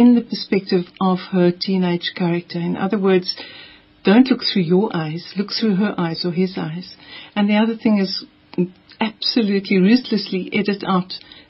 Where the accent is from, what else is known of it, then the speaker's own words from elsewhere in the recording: Kanyamazane, Mpumalanga, South Africa; I grew up in Mpumalanga, where it's set, and in Kanyamazan, near Nelspruit.